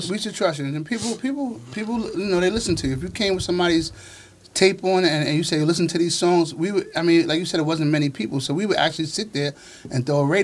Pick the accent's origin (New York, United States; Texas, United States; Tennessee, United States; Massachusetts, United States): New York, United States; Flushing; coming up from coming up from Flushing, where um, you know, a Large Professor Joe Fatal. You know, I was a kid from Colden